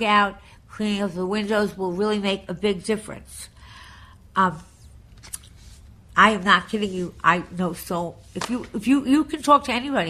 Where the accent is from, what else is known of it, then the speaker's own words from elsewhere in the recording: Long Island, New York, United States; I was from Long Island